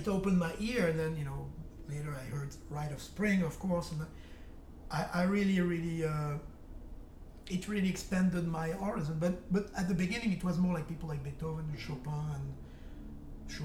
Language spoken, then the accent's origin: English; France; accent: French; English is a second language; moved away; I speak English very well, but with an accent. I have a French accent